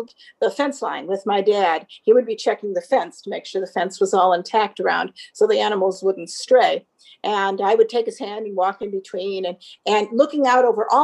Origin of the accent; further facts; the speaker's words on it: Southeastern Wisconsin, United States; I grew up in South Central or Southeastern Wisconsin on a dairy farm